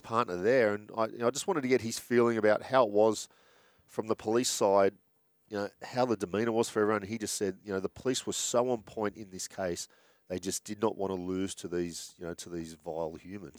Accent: Sydney, New South Wales, Australia; I grew up in Bondi

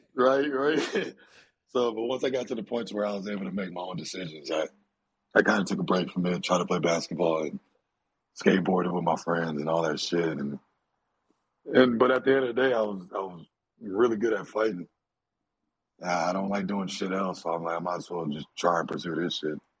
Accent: Dallas, Texas, United States; I'm Nigerian. But I was born in Dallas

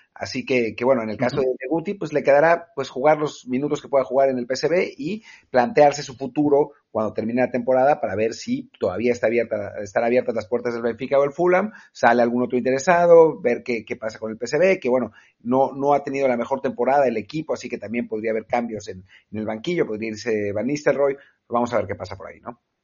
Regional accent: Mexico; como mexicano en Europa

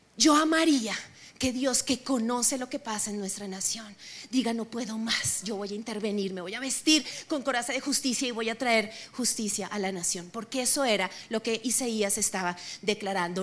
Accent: Colombia; yo también soy colombiana

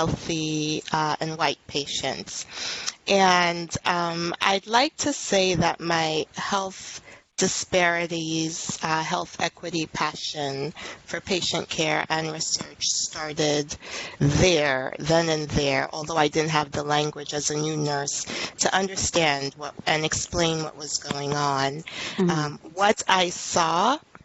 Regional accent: New York City, New York, United States; I'm actually a native New Yorker. Born and raised in Brooklyn

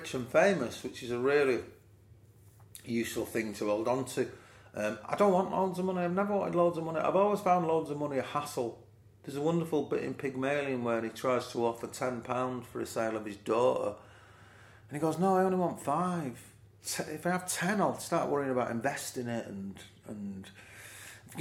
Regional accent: Manchester, North West England, United Kingdom; growing up in Moss Side and Fallowfield

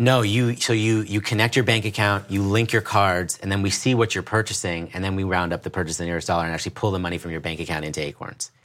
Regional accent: New York City, New York, United States; I grew up in the East Village in New York City

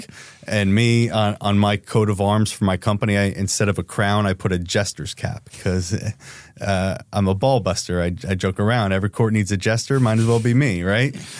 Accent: New Jersey, United States; I'm from Jersey, so it's a lot of go fuck yourself.

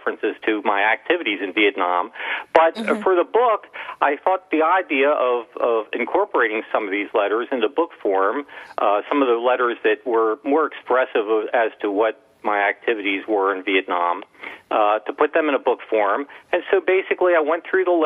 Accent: Baltimore, Maryland, United States; growing up in Baltimore, Maryland

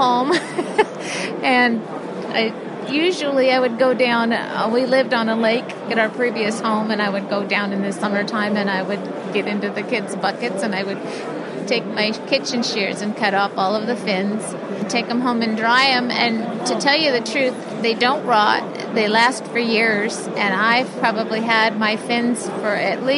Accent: Aberdeen, Washington, United States; I was born and raised in Aberdeen along the mighty Wishkaw River

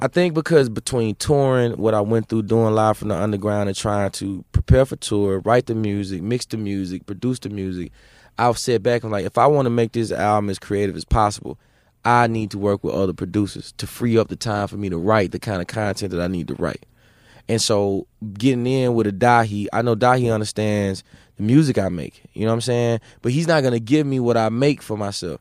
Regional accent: Mississippi, United States; I'm from Mississippi

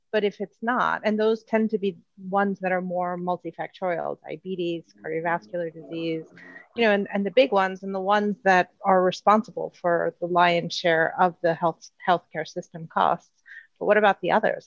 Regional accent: United States; now in Spain; as an American

